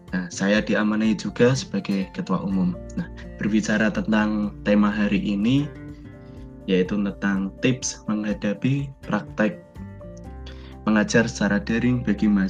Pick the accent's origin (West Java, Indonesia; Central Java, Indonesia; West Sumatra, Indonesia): Central Java, Indonesia; Pekalongan; asal saya dari Pekalongan, saya alumni Universitas PGRI Semarang